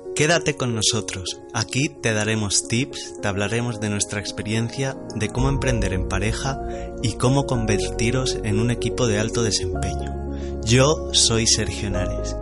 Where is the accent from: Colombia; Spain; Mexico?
Spain; Ibiza, Balearic Islands; soy de, soy de Ibiza, soy español